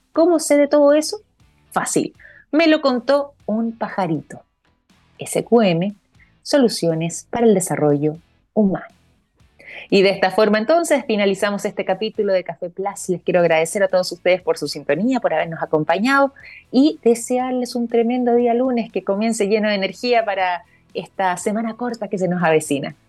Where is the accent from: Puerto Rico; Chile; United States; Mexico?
Chile; nosotros como chilenos acá